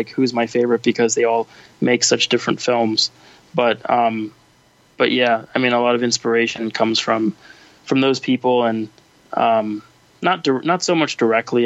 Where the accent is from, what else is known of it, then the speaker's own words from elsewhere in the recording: New York City, New York, United States; I was born and raised in New York City, and so I was here on 9/11